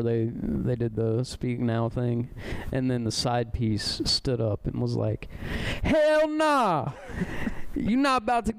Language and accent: English; Champaign, Illinois, United States; moved away; also born or lived in St. Louis; I was born in Champaign, Illinois.